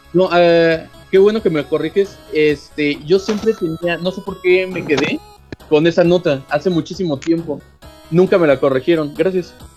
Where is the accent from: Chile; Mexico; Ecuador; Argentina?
Mexico; somos todos los de friquiñores somos mexicanos